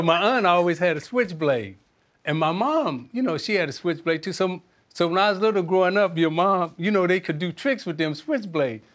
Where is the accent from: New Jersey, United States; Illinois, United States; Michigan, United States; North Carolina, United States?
Illinois, United States; Chicago; I'm from Chicago